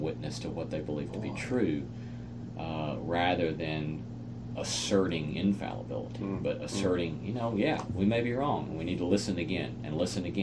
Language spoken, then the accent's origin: English; United States; as American Christians